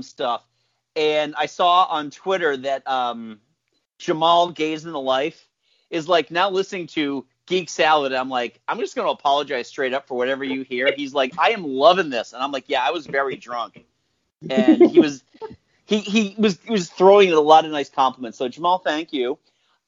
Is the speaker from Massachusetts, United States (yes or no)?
yes; Massachusetts, United States; We're all from Massachusetts. We're all from the same area in Massachusetts that he's from